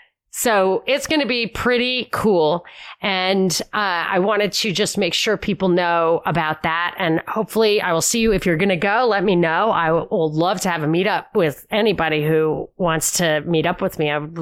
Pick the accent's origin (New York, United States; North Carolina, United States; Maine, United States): New York, United States; I'm from New York.